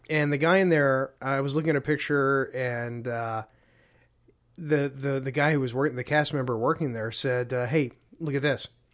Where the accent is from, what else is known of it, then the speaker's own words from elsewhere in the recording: Deep South, United States; I grew up in the Deep South